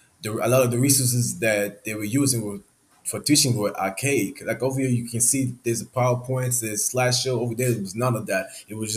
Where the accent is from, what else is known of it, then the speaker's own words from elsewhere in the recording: Boston, Massachusetts, United States; born there; also born or lived in Gabon; now in Houston, United States; I was born in Gabon, which is in Central Africa. I came to the U.S. when I was 10. I was around Boston